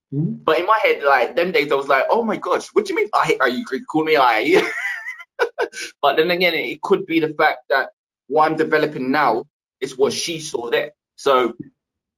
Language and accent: English; London, United Kingdom; I come from East London